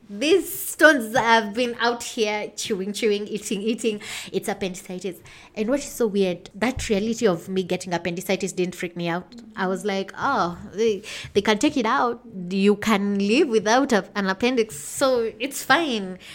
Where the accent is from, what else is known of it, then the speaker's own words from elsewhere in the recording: Limuru, Kiambu County, Kenya; I'm from Limuru, Kenya.